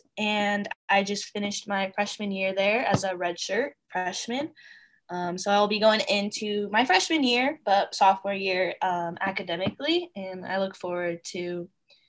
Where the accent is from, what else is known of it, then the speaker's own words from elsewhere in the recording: Sacramento, California, United States; I'm from Sacramento, California.